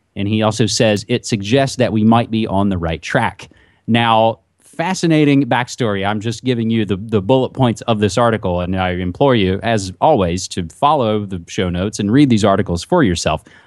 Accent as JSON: {"language": "English", "region": "West Virginia", "country": "United States", "tie": "born or raised there", "said": "my home state of West Virginia."}